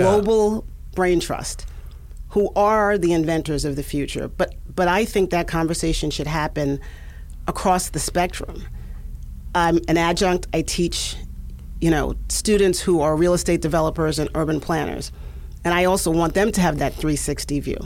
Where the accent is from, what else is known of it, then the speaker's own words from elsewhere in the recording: Long Island, New York, United States; accent: New York; I was a middle-class kid in a suburb in Long Island.